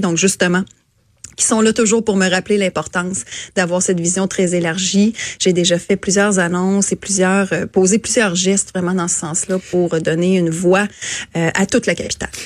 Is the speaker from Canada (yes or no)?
yes; Quebec City, Quebec, Canada; also born or lived in Montérégie / Saint-Augustin-de-Desmaures; je suis native de la Montérégie, mais je suis arrivée ici à un an et demi, deux ans. Donc, à toute fin pratique, j'ai toujours euh, vécu ma vie consciente à Québec